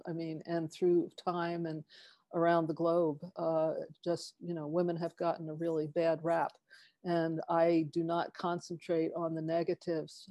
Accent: East Coast, United States; now in Tiburon, United States; I grew up on the East Coast

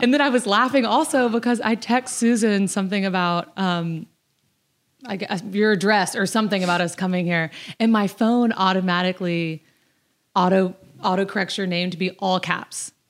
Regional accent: Destin, Florida, United States; moved away; I am from Destin, Florida

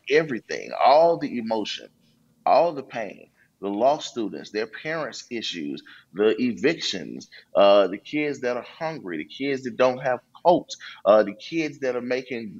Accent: Memphis, Tennessee, United States; I'm back here in my hometown in Memphis.

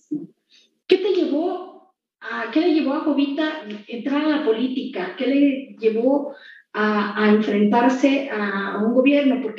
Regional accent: Juncaná, Chiapas, Mexico; Soy oriunda de Juncaná, del municipio de La Trinitaria, Chiapas. También es un lugar que tiene mucha historia, que tiene mucha cultura. Soy hija de, una mujer campesina.

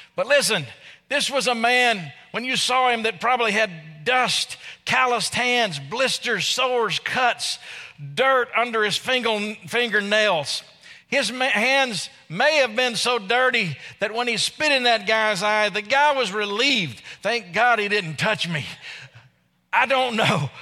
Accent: Arkansas, United States; I'm from Arkansas

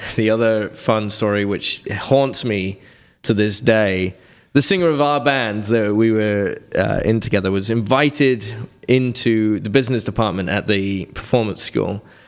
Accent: Reading, South East England, United Kingdom; moved away; I grew up in near London in a little quaint village

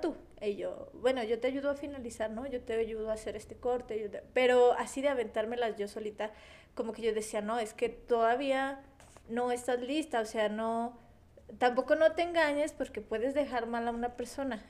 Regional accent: Mexico; somos mexicanos

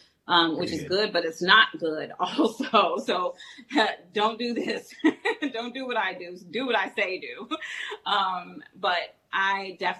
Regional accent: Chicago, Illinois, United States; I'm originally from Chicago

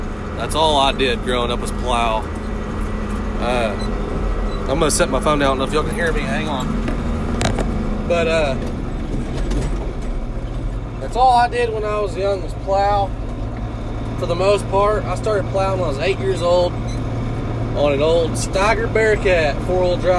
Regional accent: Hobart, Oklahoma, United States; I'm from Hobart, Oklahoma. I grew up on a farm

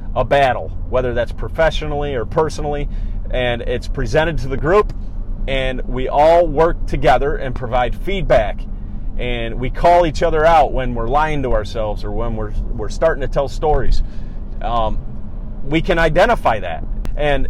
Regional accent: Cortland, New York, United States; moved away as an adult; now in Syracuse, United States; He still lives in my hometown of Cortland, New York. I'm up in the Syracuse area now

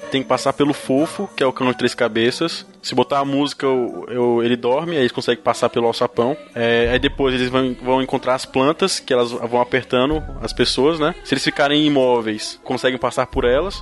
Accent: Brasília, Federal District, Brazil; Sou daqui de Brasília

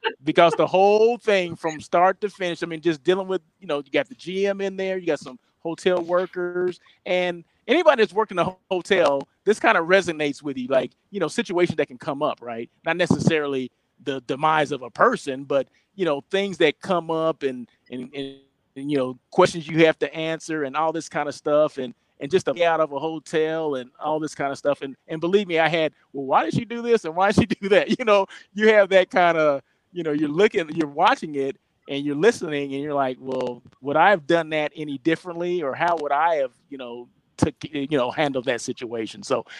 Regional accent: Oklahoma, United States; I'm from Oklahoma.

